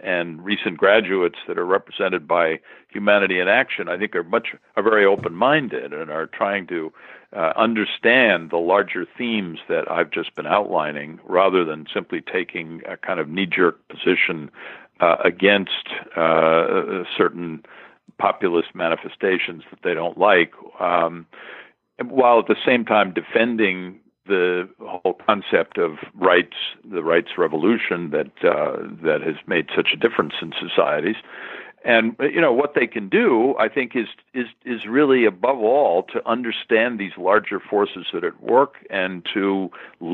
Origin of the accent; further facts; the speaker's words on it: Hastings-on-Hudson, New York, United States; I'm from New York. I grew up in a small town north of New York, Hastings-on-Hudson.